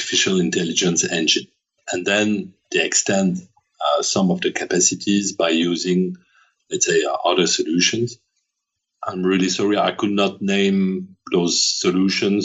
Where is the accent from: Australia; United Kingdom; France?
France; accent: French; English is a second language